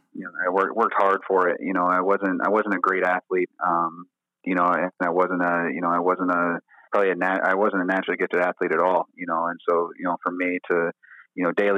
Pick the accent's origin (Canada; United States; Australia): United States; Auburn, Indiana; I grew up in a small town called Auburn, Indiana